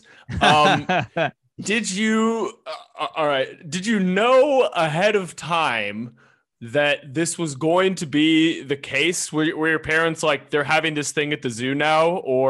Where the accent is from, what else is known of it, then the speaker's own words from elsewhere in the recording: Seattle, Washington, United States; I'm from Seattle.